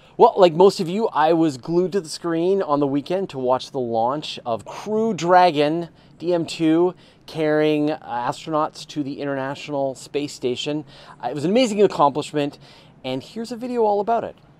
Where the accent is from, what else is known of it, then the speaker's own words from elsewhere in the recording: Canada; accent: Canadian; my Canadian accent